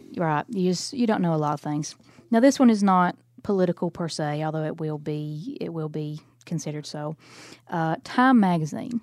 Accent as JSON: {"language": "English", "region": "Alabama", "country": "United States", "said": "I'm from Alabama"}